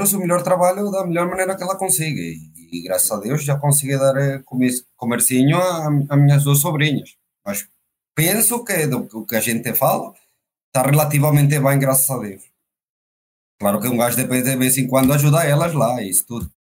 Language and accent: Portuguese; Valencia, Carabobo, Venezuela; moved away as an adult; now in Portugal; foi a terra onde nasci, é a terra onde me criei